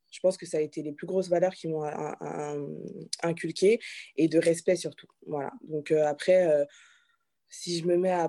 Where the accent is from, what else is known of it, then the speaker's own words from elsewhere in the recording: Benin; tu veux être présidente euh, du Bénin, parce que du coup je suis béninoise.